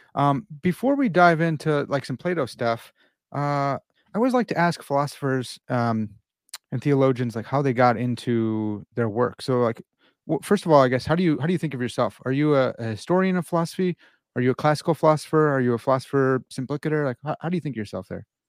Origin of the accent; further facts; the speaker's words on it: Midwest, United States; I'm from the Midwest